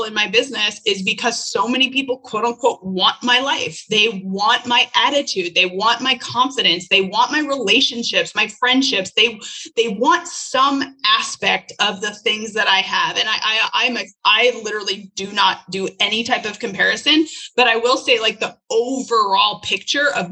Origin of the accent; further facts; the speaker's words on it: Canada; now in United States; I was not born as an American. I was born as a Canadian and I am now an American citizen